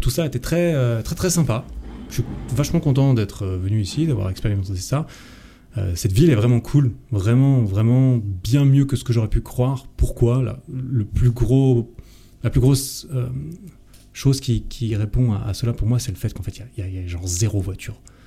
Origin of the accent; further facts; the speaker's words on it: Switzerland; chez moi en Suisse